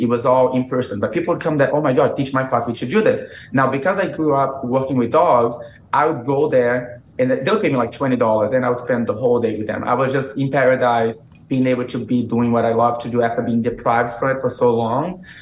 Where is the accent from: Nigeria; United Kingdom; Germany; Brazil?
Brazil; English is a second language; moved away as an adult; also born or lived in Massachusetts / South Carolina; now in United States; I was born in, in Massachusetts. You know, I grew up in Brazil